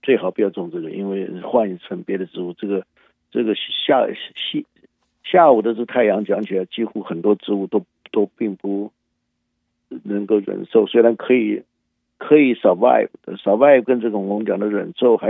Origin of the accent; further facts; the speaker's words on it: China; now in United States; 但是问题是它的优点是我们中国人最喜欢的。